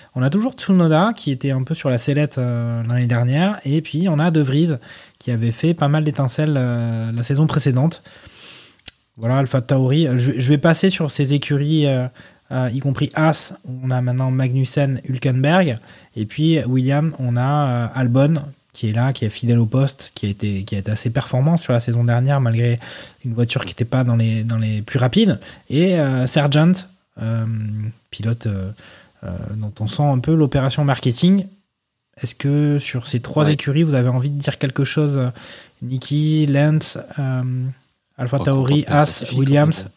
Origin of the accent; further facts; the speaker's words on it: France; en tant que Français